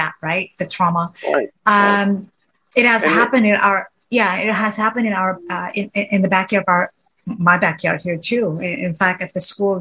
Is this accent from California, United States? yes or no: no; Houston, Texas, United States; I grew up in Houston since I was 4 years old